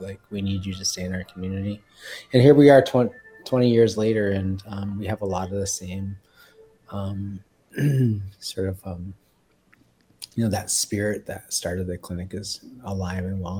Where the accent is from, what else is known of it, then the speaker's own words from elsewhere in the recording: Minneapolis, Minnesota, United States; I grew up on Franklin Avenue for the most part.